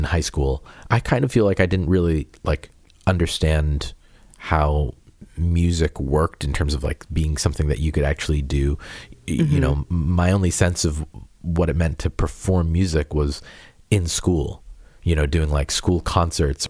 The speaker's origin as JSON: {"language": "English", "town": "Peabody", "region": "Massachusetts", "country": "United States", "tie": "born or raised there", "moved": "yes", "said": "I'm from Peabody. And which is north of Boston"}